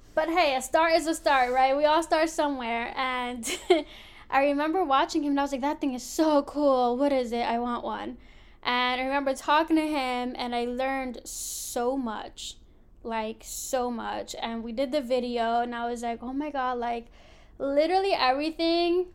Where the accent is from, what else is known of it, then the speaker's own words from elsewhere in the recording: Philadelphia, Pennsylvania, United States; I grew up in Philly, born and raised